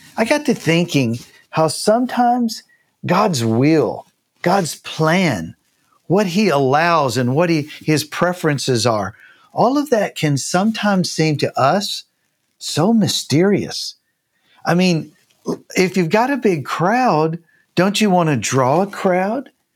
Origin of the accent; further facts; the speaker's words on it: Tennessee, United States; moved away as an adult; also born or lived in Canada / Japan; now in Columbus, Texas, United States; I'm from Tennessee.